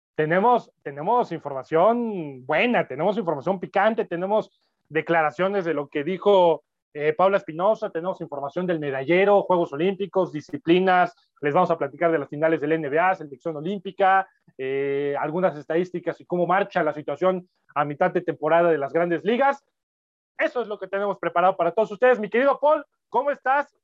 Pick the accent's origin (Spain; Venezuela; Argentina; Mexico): Mexico; Puebla; Yo soy de Puebla